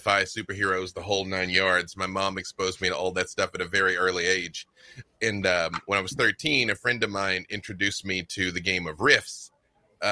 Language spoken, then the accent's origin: English; Little Rock, Arkansas, United States; I'm from Little Rock, Arkansas. I'm from the South.